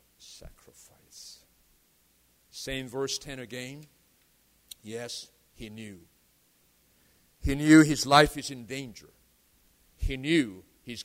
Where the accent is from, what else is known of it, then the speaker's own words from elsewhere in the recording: South Korea; now in United States; I was born in Korea. I chose to be an American citizen